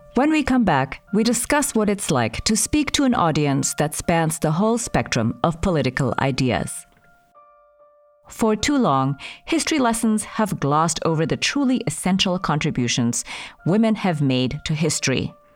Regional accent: Indonesia; now in United States; I'm an immigrant. I grew up in Indonesia.

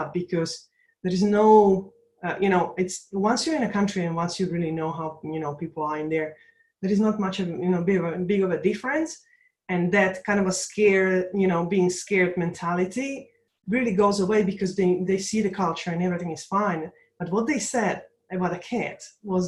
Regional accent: Slovakia; now in London, United Kingdom; I was born in Czechoslovakia at that time, it was one country holding two different nations, but my country now is Slovakia, so Slovak Republic

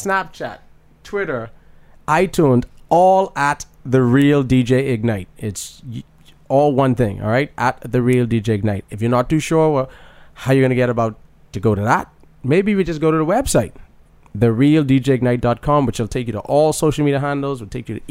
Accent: Bahamas; moved away; We're from the Bahamas.

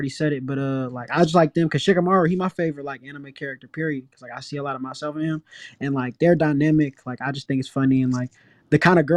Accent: Northern California, United States; now in San Diego, United States; I'm from California. I'm from Northern California. But right now I'm living in San Diego

